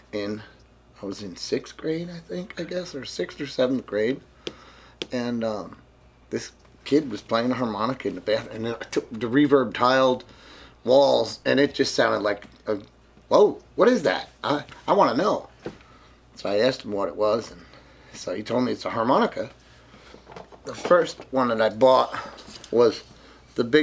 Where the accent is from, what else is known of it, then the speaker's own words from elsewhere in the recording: Jersey City, New Jersey, United States; also born or lived in Chicago; now in Clarksdale, United States; I was born in Jersey City, New Jersey. I moved to Chicago, and then I moved to Clarksdale